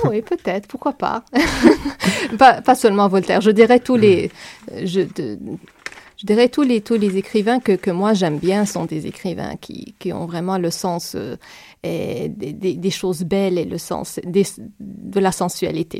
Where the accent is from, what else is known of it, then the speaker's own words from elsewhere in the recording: Palestine; French is a second language; now in Montreal, Canada; C'est ma façon d'être palestinienne